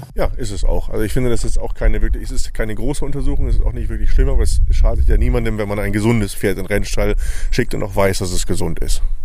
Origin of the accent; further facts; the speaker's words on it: Ottersberg, Lower Saxony, Germany; Ich komme aus Ottersberg, was quasi vom Fährhof glaube, zehn Kilometer weg ist.